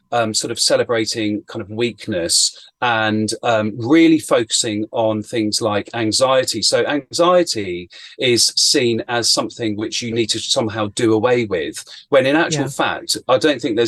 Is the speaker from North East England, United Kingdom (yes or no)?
no; Chiltern Hills, Buckinghamshire, South East England, United Kingdom; I grew up in the Chiltern Hills in Buckinghamshire in Great Britain